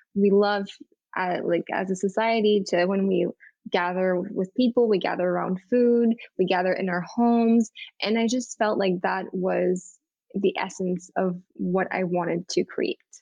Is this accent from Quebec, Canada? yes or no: yes; Montreal, Quebec, Canada; moved away as an adult; now in New York City, United States; I grew up in Montreal, in Montreal, Canada